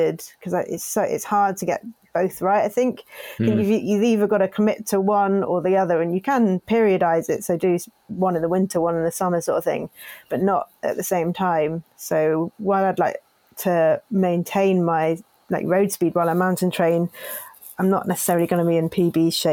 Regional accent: Cornwall, South West England, United Kingdom; growing up in Cornwall

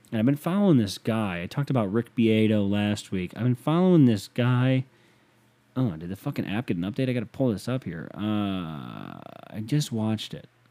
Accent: United States; being an American

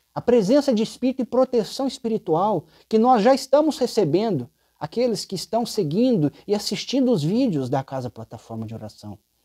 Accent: Uberaba, Minas Gerais, Brazil; also born or lived in São Paulo state; Eu sou de Uberaba

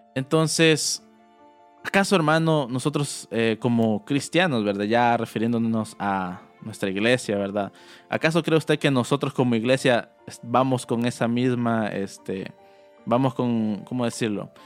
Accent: El Salvador; moved away; como salvadoreños, ¿verdad?, de por qué nos decían guanaco

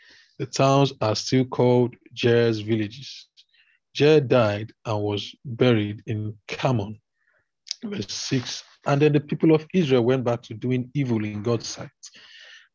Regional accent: Nigeria; As a Nigerian

